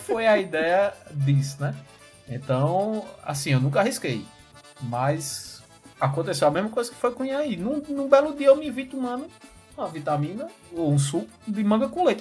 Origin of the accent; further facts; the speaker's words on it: Campina Grande, Paraíba, Brazil; falando da minha terrinha maravilhosa Campina Grande